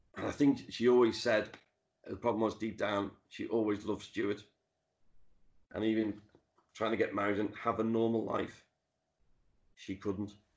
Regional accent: Liverpool, North West England, United Kingdom; I grew up in the Dingle where Ringo's from, went to the school that he went to. Um, I've lived off Penny Lane for over 30 years.

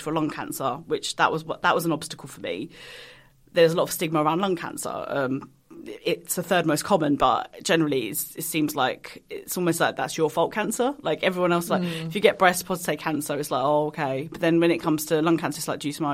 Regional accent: Kent, South East England, United Kingdom; I'm a British Pakistani, so I was born in Kent.

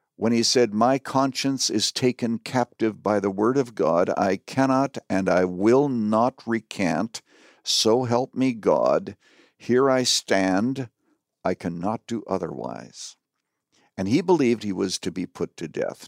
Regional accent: Canada; now in United States; I was born and raised in Canada, but I am an American citizen

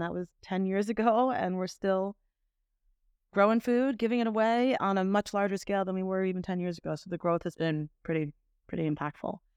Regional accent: Miami, Florida, United States; growing up in Miami

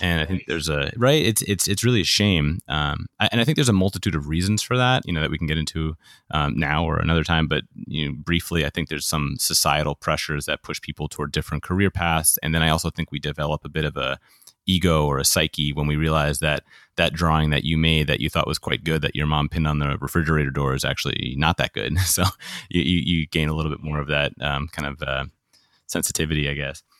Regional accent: New York, United States; I grew up in New York

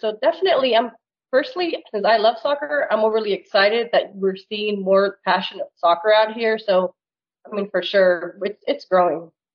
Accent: Plano, Texas, United States; born or raised there; also born or lived in Peru; now in Little Elm, United States

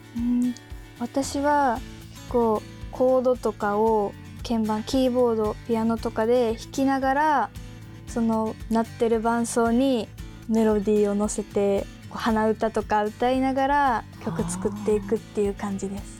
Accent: Hirakata, Osaka, Japan; 出身は大阪府枚方市出身です

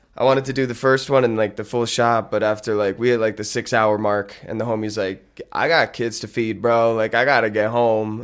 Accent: Lincoln Park, New Jersey, United States; I grew up in this town called Lincoln Park

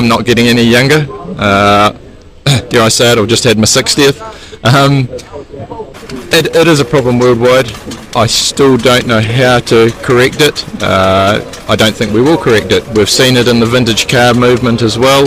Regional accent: Christchurch, Canterbury, New Zealand; I'm from Christchurch, New Zealand

